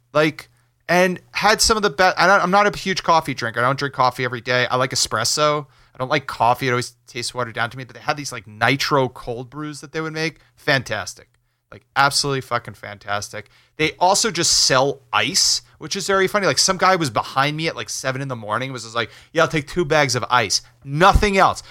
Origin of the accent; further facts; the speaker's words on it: River Edge, New Jersey, United States; I grew up in River Edge, North Jersey